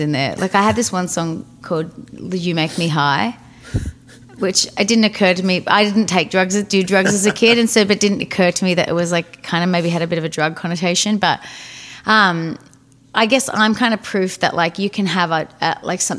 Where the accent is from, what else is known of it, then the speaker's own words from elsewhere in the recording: northeast Victoria, Australia; now in Nashville, United States; I grew up in a really small town of 3,000 people. 3,600 people, and it was like just a tiny little city, like tiny little town in the northeast of Victoria, which is kind of about 3 hours from Melbourne